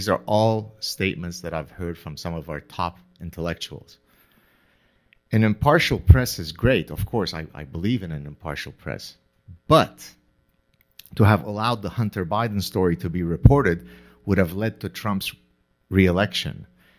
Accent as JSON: {"language": "English", "country": "Canada", "said": "I'm Canadian, so I can say this without being accused of being a right-wing, insurrectionist."}